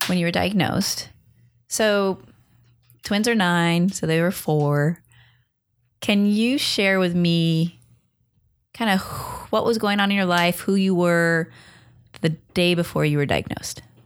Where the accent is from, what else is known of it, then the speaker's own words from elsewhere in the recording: Long Beach, California, United States; You're in Long Beach. that's where I'm from